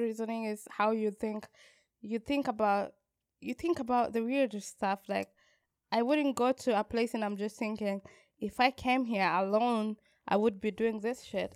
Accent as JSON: {"language": "English", "country": "Kenya", "said": "as a Kenyan"}